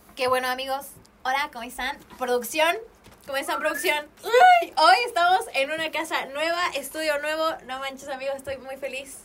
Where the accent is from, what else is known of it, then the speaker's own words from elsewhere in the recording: Mexico; como buena mexicana